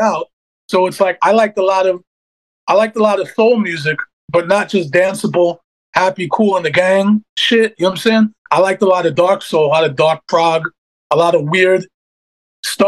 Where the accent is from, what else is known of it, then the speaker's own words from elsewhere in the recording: New York City, New York, United States; This was in Canarsie. This was Glenwood Houses.